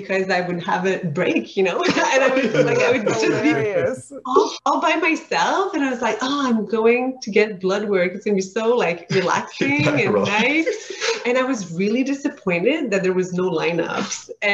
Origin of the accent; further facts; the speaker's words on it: Saint-Jérôme, Quebec, Canada; moved away as an adult; also born or lived in Montreal, Canada; now in Ottawa, Canada; I'm from Saint-Jérôme in the Laurentians, so it's like 30-40 minutes north of Montreal.